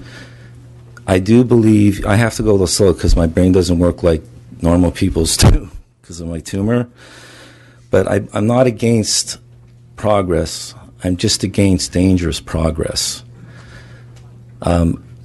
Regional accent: Los Angeles, California, United States; I'm from Los Angeles, California

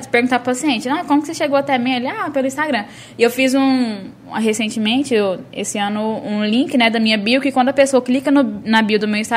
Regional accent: Caldas, Brazil; also born or lived in Brasília; Eu sou de Caldas, né, nascida e criada. Eu fui para Brasília só para fazer a faculdade.

